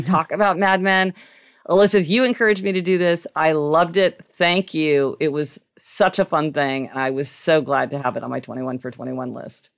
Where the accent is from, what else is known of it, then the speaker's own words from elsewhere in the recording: Kansas City, Missouri, United States; now in New York City, United States; I grew up driving in Kansas City